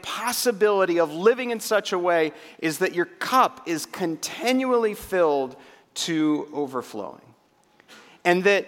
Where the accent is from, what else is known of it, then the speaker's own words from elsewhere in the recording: Waco, Texas, United States; in Central Texas in my hometown when a brand new restaurant comes to the greater metropolitan area of Waco, Texas.